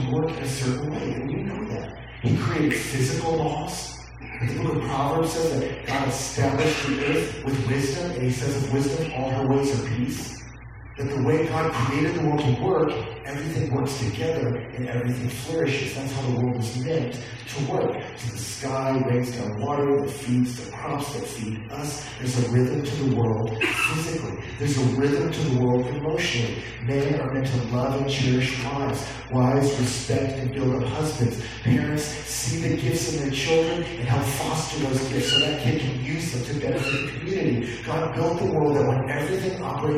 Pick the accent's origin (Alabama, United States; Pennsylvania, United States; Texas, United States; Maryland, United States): Texas, United States; I grew up in Texas